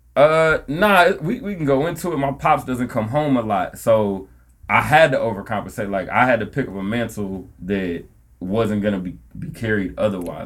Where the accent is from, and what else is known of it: Milwaukee, Wisconsin, United States; also born or lived in Nigeria